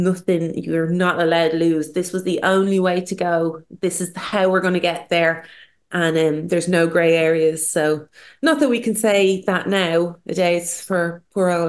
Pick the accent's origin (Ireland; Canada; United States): Ireland; us as Irish